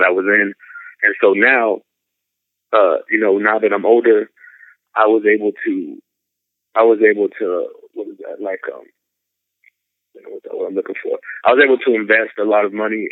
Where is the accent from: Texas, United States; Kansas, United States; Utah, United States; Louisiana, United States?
Texas, United States; San Antonio; I grew up in San Antonio, Texas.